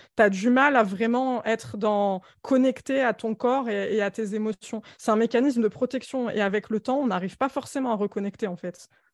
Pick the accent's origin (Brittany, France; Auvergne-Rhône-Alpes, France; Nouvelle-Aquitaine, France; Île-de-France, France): Île-de-France, France; Alfortville; je suis née à Alfortville dans le 94, dans un bloc de 18 étages, HLM, insalubre